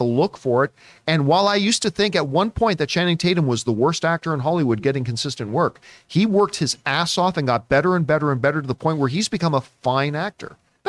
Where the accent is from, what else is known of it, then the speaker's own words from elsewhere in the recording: Canada; I always get made fun of because I'm a Canadian.